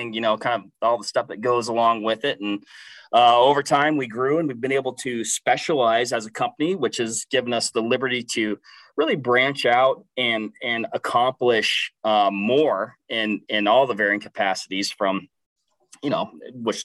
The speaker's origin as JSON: {"language": "English", "region": "Washington", "country": "United States", "tie": "born or raised there", "said": "born and raised Washington State. So I'm kind of from the West Coast side of things."}